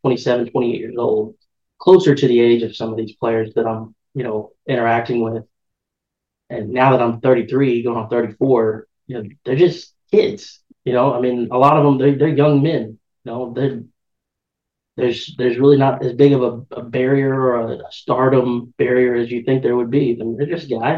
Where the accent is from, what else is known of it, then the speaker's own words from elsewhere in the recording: St. Louis, Missouri, United States; the St. Louis Cardinals. That's my hometown team.